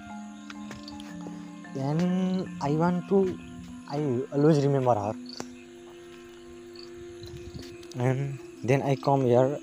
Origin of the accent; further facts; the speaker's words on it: Nepal; also born or lived in India; I was born in India, and when at the age of seven years, I came in Nepal to live here forever.